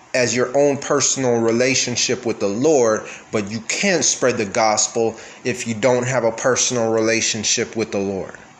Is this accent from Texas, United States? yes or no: yes; Texas, United States; I'm from Texas, so obviously I am a Christian.